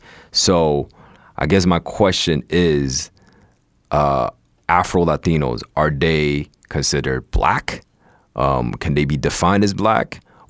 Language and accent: English; New York City, New York, United States; I grew up in New York where, you know, where, like, New York City, yeah